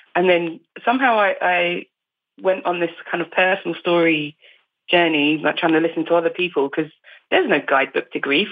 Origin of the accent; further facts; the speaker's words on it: Essex, East of England, United Kingdom; accent: Essex; I don't really have a distinct dialect unless I'm actually hanging around with people from Essex